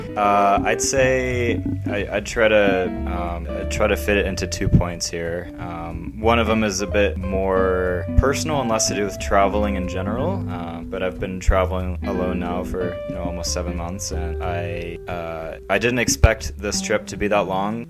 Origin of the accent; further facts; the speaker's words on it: United States; I'm from the United States